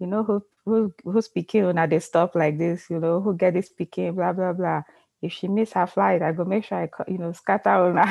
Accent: Ibadan, Oyo, Nigeria; moved away; also born or lived in Lagos; They were posted in Lagos, so that's where I was born. But I grew up in Ibadan

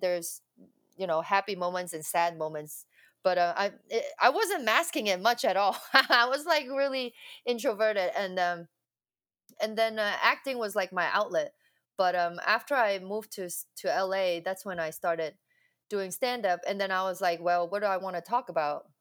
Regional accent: Hong Kong; I was born in Hong Kong. Um, yeah, from Hong Kong, and then um, I went to an all girls Catholic school

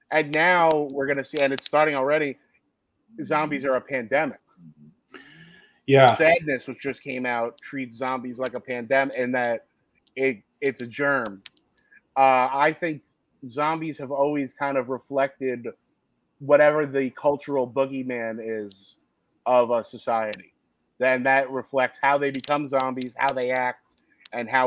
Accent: Secaucus, New Jersey, United States; i grew up uh, right across the hudson river yeah. Uh, from the city i grew up in Secaucus

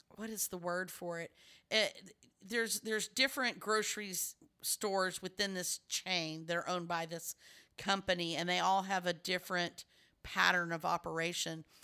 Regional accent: Texas, United States; I'm from Texas

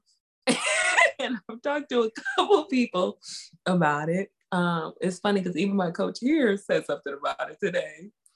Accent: Roswell, Georgia, United States; I am from Georgia." Now, if you only say Georgia, then you can assume I'm not from Atlanta.

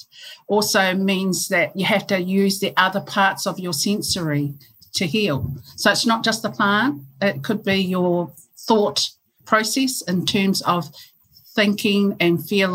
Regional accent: Hastings, Hawke's Bay, New Zealand; We grew up in Hastings and Waimarama in Ngāti Kahanunu in Hawke's Bay

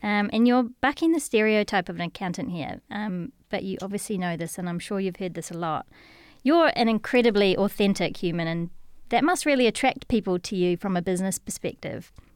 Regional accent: New Zealand; accent: Kiwi; now in United Kingdom; my Kiwi accent is probably gonna get way more Kiwi

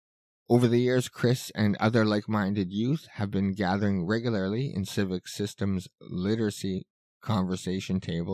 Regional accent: Winnipeg, Manitoba, Canada; I was born and raised in Winnipeg, so I have a deep understanding of our strengths as well as our challenges.

